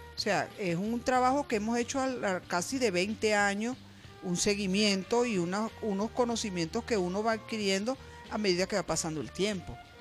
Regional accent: Barquisimeto, Lara, Venezuela; en Barquisimeto, que es de donde yo soy, del estado Lara

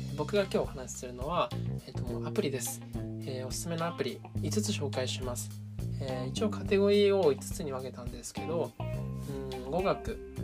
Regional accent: Japan; 僕はですねずっと日本で生まれ育ってる

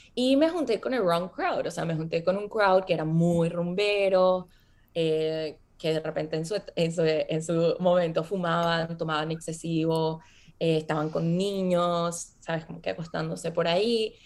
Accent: Venezuela; moved away as an adult; also born or lived in Boston, United States; Yo crecí viví en Venezuela.

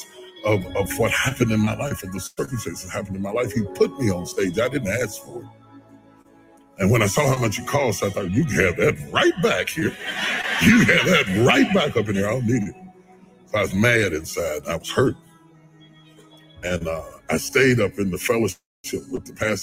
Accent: West Virginia, United States; I'm country boy. I'm from West Virginia.

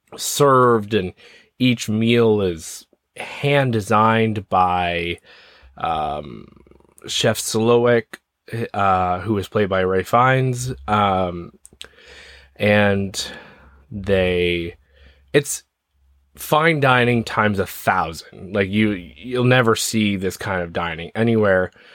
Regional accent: Ontario, Canada; So I'm from Ontario, Canada

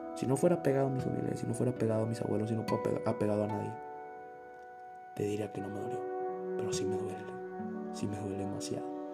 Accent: Navolato, Sinaloa, Mexico; now in Irapuato, Mexico; Cada que vengo a Nabolato es para aprender cosas nuevas, para ver una posible realidad si nos hubiéramos quedado a vivir ahí. Veo mi casa

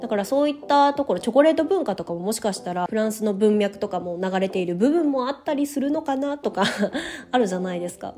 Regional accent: Japan; first language Japanese

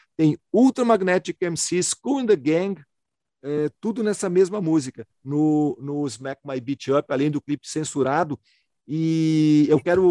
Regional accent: Porto Alegre, Rio Grande do Sul, Brazil; eu sou de uma cidade de Porto Alegre

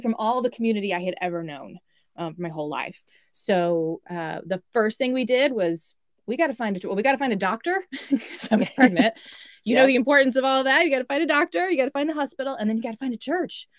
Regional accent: Dallas, Texas, United States; moved away as an adult; now in New Jersey, United States; me being a Texan born and raised in Dallas.

